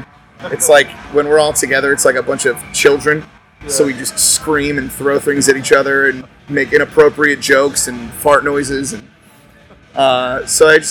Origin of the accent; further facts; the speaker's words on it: Las Vegas, Nevada, United States; we're from Vegas